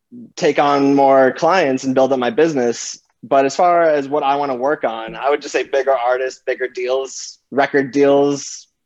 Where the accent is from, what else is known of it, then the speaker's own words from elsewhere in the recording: South Florida, United States; I grew up in South Florida.